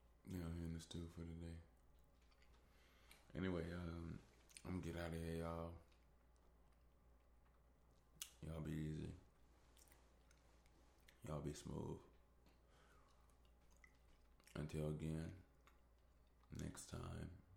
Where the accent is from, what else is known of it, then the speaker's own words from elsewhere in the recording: Chicago, Illinois, United States; I'm from Southside Chicago